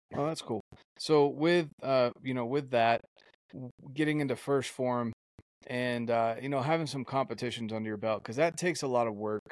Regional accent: North Carolina, United States; moved away; growing up in North Carolina myself

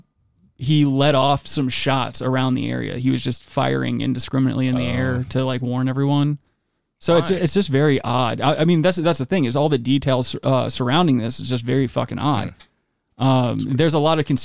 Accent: United States

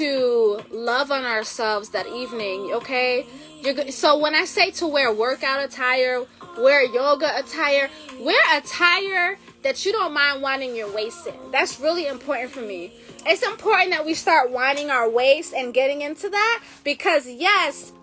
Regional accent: Jamaica; I'm Jamaican

